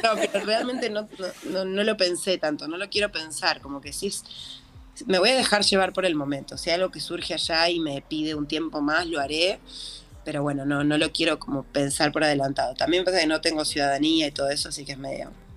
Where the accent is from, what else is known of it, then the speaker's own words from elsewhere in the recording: Buenos Aires, Argentina; yo soy porteña, nací acá, como toda la vida viví acá